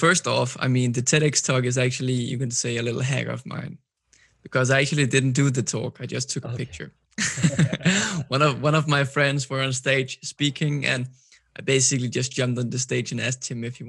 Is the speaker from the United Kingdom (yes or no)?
no; Copenhagen, Capital Region of Denmark, Denmark; English is a second language; I'm 26 years old. I'm from Copenhagen, Denmark. As you may know, Copenhagen is a small city based out of Denmark, but the capital. Mm-hmm. I'm born and raised here